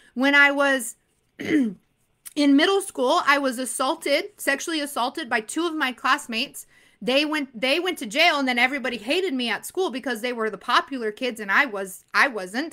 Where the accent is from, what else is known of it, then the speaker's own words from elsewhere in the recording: Arizona, United States; I'm from Arizona.